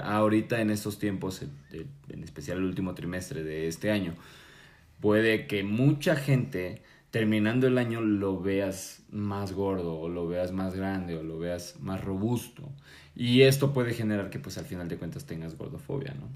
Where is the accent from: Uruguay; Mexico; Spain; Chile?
Mexico; nosotros como mexicanos